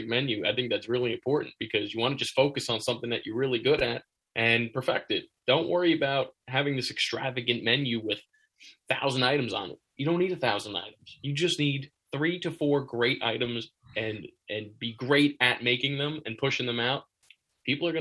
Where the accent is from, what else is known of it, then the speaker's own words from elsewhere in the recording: Jackson, New Jersey, United States; growing up in Jackson